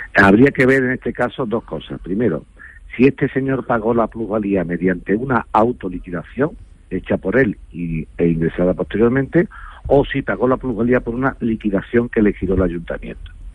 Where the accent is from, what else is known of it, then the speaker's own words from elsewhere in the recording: a village in Seville province, Andalusia, Spain; yo estoy a punto de comprar un solar en mi pueblo, aquí en Sevilla, un pueblo de Sevilla